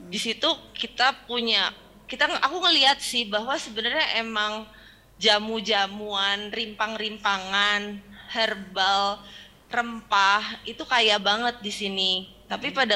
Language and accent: Indonesian; Jakarta, Indonesia; Nah balik balik ke Jakarta waktu itu karena saya besar kan lahir di Jakarta gede di Jakarta